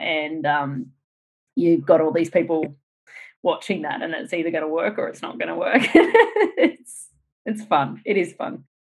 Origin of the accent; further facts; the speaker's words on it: Australia; moved away; also born or lived in United States; as an Australian